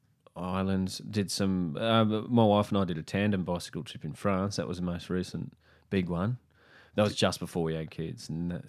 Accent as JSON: {"language": "English", "town": "Brisbane", "region": "Queensland", "country": "Australia", "tie": "born or raised there", "said": "Oh, I grew up in Brisbane."}